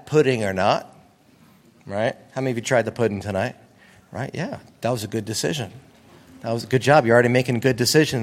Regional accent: East Coast, United States; now in California, United States; I grew up on the East Coast

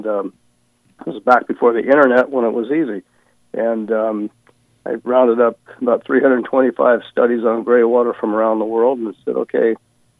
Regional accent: San Joaquin Valley, California, United States; I grew up in the San Joaquin Valley

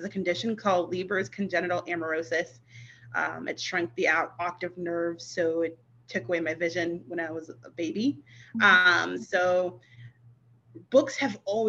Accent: Massachusetts, United States; I'm from Massachusetts, born and raised.

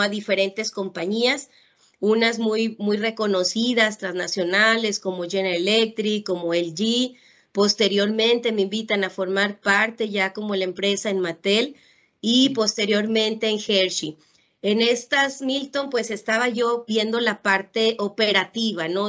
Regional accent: Ciudad Valles, San Luis Potosí, Mexico; moved away as an adult; now in Monterrey, Mexico; soy originaria de Ciudad Valle, San Luis Potosí. Por temas de educación, pues me vine a Monterrey, Nuevo León a estudiar

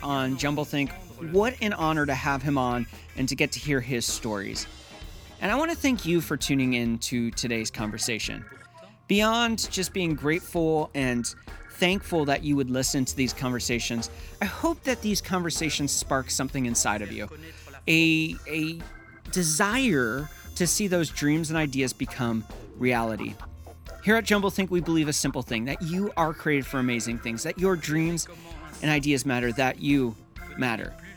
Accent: Pennsylvania, United States; I grew up in Pennsylvania

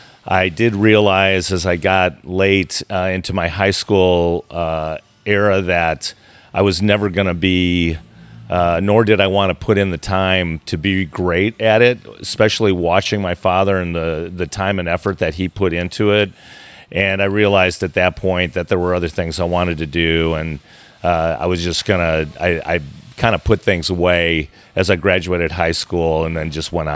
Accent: Chicago, Illinois, United States; I don't think it was too much different than any of the kids growing up in Chicago.

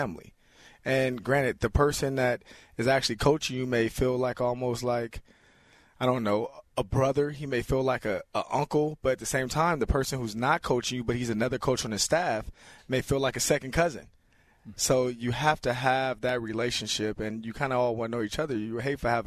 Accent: Los Angeles, California, United States; moved away as an adult; I grew up in South Central Los Angeles

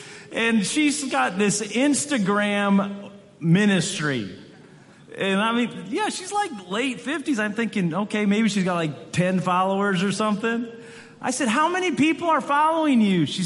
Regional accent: Michigan, United States; I'm originally from West Michigan

